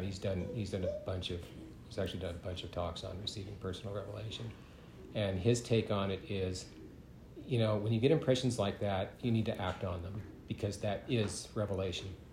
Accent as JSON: {"language": "English", "town": "San Leandro", "region": "California", "country": "United States", "tie": "born or raised there", "moved": "yes", "said": "I grew up in the Bay Area in California"}